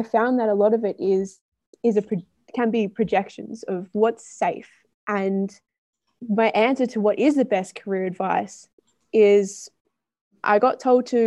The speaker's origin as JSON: {"language": "English", "town": "Melbourne", "region": "Victoria", "country": "Australia", "moved": "yes", "said": "I'm from Melbourne, which is in Victoria in Australia"}